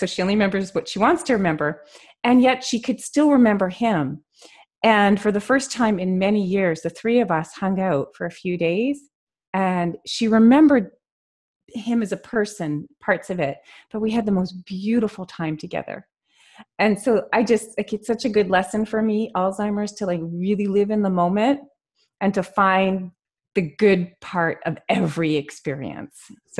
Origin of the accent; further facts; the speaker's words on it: Montreal, Quebec, Canada; moved away; Montreal, Canada.